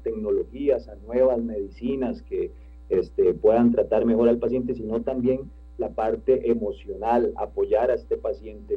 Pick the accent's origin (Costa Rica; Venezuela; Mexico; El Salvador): Costa Rica; nosotros como costarricenses